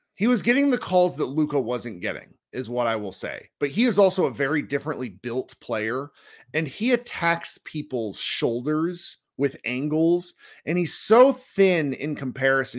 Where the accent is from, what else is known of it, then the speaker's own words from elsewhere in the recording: United States; we as American basketball fans